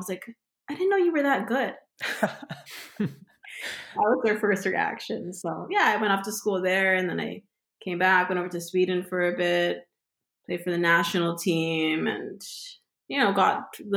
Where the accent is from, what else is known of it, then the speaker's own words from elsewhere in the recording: Brampton, Ontario, Canada; also born or lived in Washington, D.C., United States; I grew up playing in Brampton